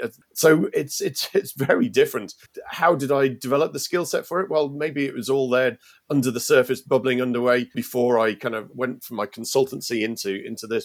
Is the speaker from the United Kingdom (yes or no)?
yes; United Kingdom; moved away as an adult; now in Ireland; I, obviously from Britain and you, you can tell that from my accent